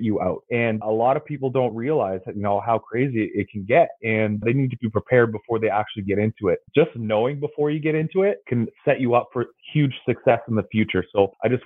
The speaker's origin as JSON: {"language": "English", "town": "Calgary", "region": "Alberta", "country": "Canada", "tie": "born or raised there", "said": "born and raised in Calgary, Alberta"}